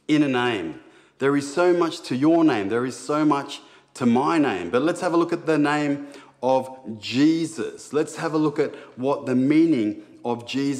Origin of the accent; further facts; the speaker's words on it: Sydney, New South Wales, Australia; growing up in Sydney, it was pretty tough at times